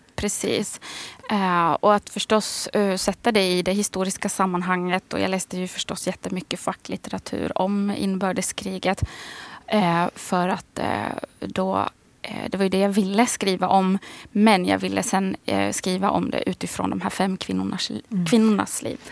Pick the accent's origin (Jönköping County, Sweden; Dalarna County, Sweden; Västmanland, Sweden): Västmanland, Sweden; Västerås; accent: idiolect; also born or lived in Karis, Finland / Snappertuna, Finland; now in Stockholm, Sweden; jag är född i Karis. Men det var 83 och 84 så flyttade vi till Västerås.